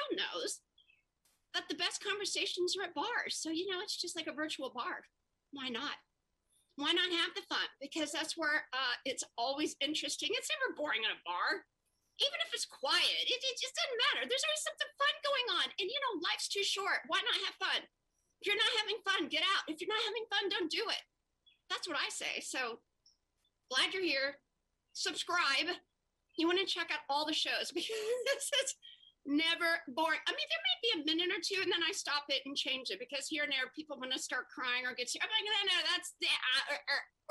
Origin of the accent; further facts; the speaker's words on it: Perry County, Kentucky, United States; also born or lived in New York / Los Angeles; now in Indiana, United States; I was born in Perry County, Kentucky